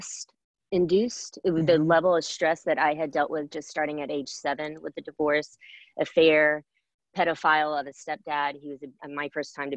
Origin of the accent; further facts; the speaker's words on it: College Station, Texas, United States; also born or lived in Houston, Texas; where I grew up in College Station